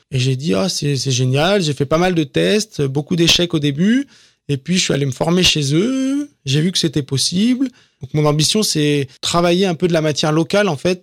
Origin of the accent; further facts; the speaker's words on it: Ardèche, Auvergne-Rhône-Alpes, France; also born or lived in Grigny / Lyon; now in Villechenève, France; je suis originaire d'Ardèche